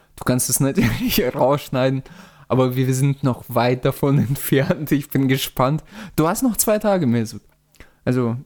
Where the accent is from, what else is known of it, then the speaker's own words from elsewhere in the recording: Russia; moved away; ich komme ja aus Russland